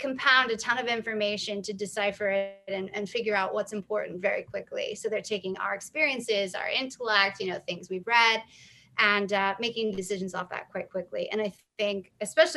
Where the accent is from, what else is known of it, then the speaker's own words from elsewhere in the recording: the South, United States; I'm from the South